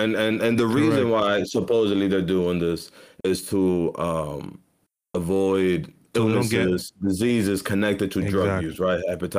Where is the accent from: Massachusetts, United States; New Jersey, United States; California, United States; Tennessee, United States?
Massachusetts, United States; Boston; accent: Boston; That did sound a little Boston, right? People always notice I'm from Boston when I say, can I get some water?